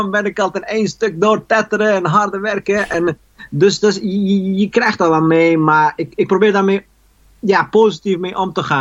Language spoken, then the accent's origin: Dutch; Eindhoven, North Brabant, Netherlands; now in Paris, France; Ja, dus, ik kom uit Eindhoven. En, maar goed, ik, ik ben, wel, ben wel naar Parijs uitgeweken.